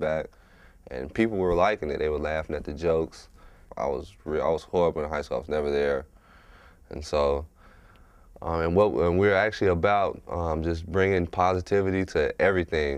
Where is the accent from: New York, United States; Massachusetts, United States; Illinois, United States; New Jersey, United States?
Illinois, United States; Chicago; now in Tacoma, United States; I'm originally from Chicago, Illinois, and I reside in Tacoma, Washington.